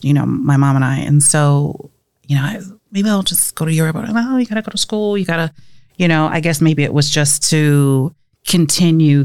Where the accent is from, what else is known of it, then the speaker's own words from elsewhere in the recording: Omaha, Nebraska, United States; moved away as an adult; also born or lived in Houston, Texas / Birmingham, Alabama; I'm from Omaha, Nebraska, North Omaha